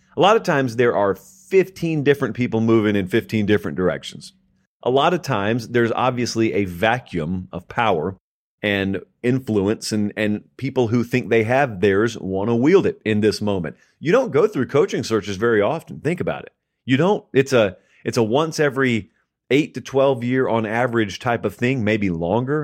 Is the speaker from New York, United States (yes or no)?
no; Columbus, Georgia, United States; I grew up in Columbus, Georgia